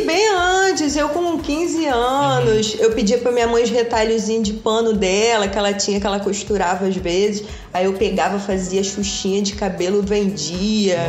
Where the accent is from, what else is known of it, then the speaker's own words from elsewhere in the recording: Valença, Rio de Janeiro, Brazil; moved away as an adult; Eu fui criada em cidade do interior, em Valença